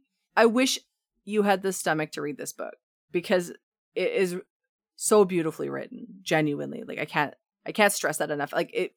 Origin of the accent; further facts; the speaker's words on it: Ontario, Canada; now in Alberta, Canada; It is part of being Canadian, I think.